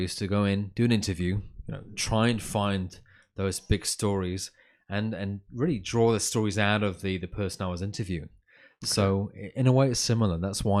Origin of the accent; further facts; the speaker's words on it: Manchester, North West England, United Kingdom; So computation was in Manchester, which is my hometown. That's right, where I was born and raised.